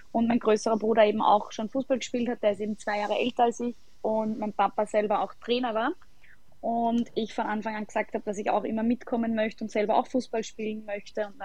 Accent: Sollenau, Lower Austria, Austria; habe damals in meinem Heimatort äh, SC Sollenau begonnen

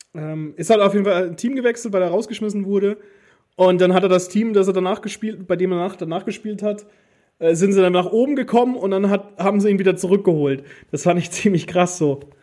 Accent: Germany; bei uns in Deutschland

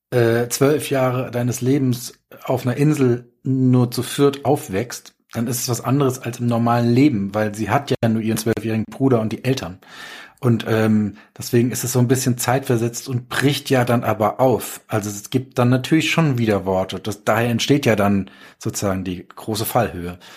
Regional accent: Darmstadt, Hesse, Germany; Nächstes Jahr ähm, ist in ähm, Darmstadt, in meiner Heimat.

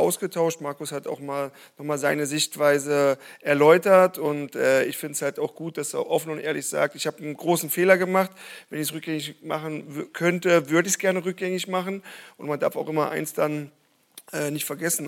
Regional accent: eastern Germany, Germany; ich komme aus dem Osten

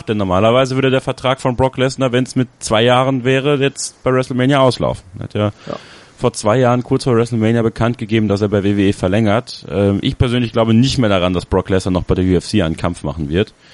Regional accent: Borken, North Rhine-Westphalia, Germany; Und ich werde am Freitag bei WXW sein, in Borken, in meiner Heimatstadt.

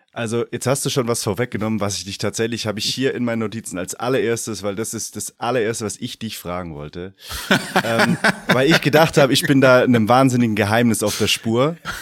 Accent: Stuttgart region, Baden-Württemberg, Germany; ich komme auch aus der Region Stuttgart

